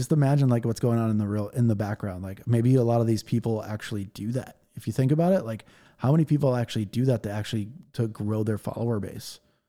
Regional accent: Los Angeles, California, United States; my hometown here, LA.

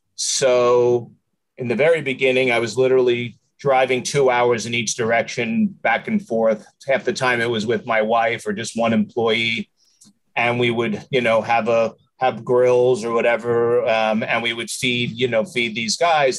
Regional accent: New York, United States; moved away as an adult; now in San Antonio, United States; I'm from New York. I'm uh, just, I'm 57 years old. So my 47 years in New York and 11 years here in, uh, you know, or 10 years here in uh, San Antonio.

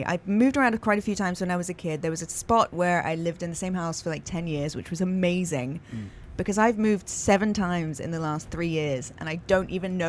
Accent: England, United Kingdom; moved away as an adult; also born or lived in East Coast, United States; now in California, United States; Yeah, I was born in America on the East Coast. And then when I was 2 years old, moved back to England for school, because you start school in England when you're four.

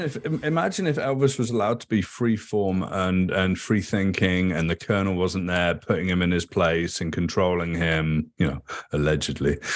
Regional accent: United Kingdom; I grew up in Thatcher's Britain.

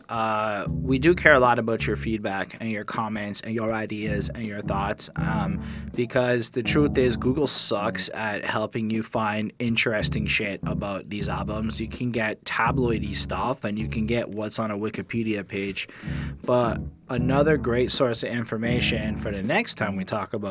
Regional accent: Montreal, Quebec, Canada; born or raised there

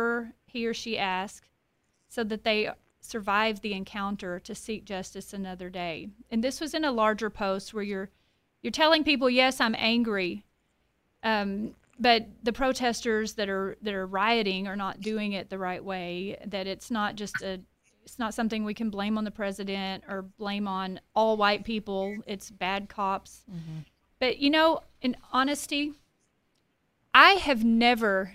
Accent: Paris, Texas, United States; I grew up in Paris, Texas, here in the Diocese of Tyler

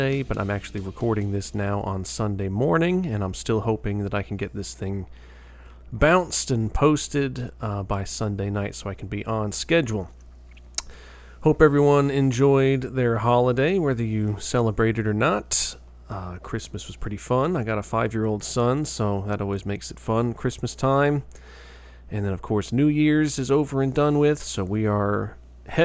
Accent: United States; from Yonkers, New York, which is my father's hometown and not far away from my hometown

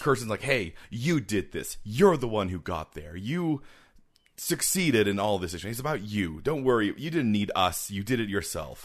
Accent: Canada; we're Canadian

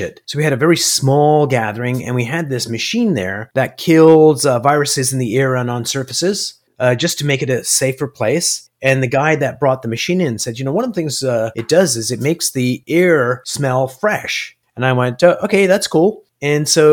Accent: Toronto, Ontario, Canada; moved away as an adult; now in United States; I am a Toronto boy

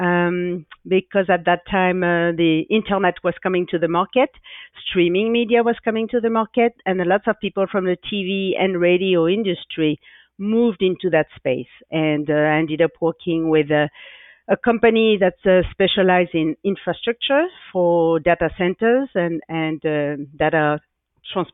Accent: France; English is a second language; moved away as an adult; also born or lived in San Francisco Bay Area, California; now in San Francisco, United States; I grew up near the Atlantic Ocean, so in France

